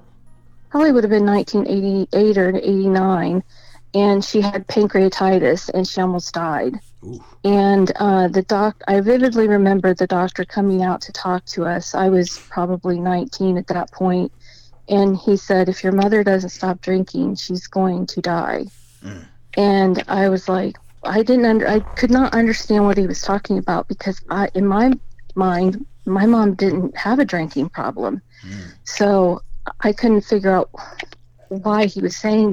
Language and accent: English; Indianapolis, Indiana, United States; moved away as an adult; also born or lived in Annapolis, Maryland; now in southern Indiana, United States; I'm from Indianapolis, originally